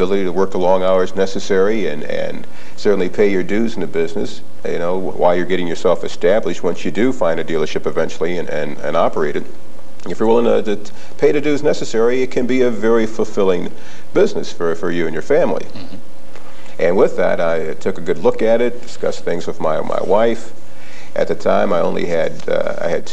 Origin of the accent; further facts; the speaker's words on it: Toledo, Ohio, United States; I grew up in the Toledo area